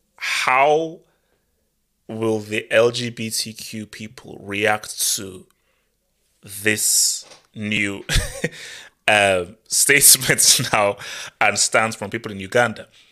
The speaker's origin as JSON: {"language": "English", "country": "Nigeria", "tie": "born or raised there", "also_born_or_lived": "Europe", "moved": "yes", "said": "growing up in Nigeria"}